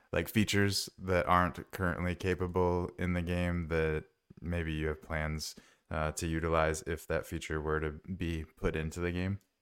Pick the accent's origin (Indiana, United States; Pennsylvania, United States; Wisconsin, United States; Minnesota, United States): Minnesota, United States; I grew up in Minnesota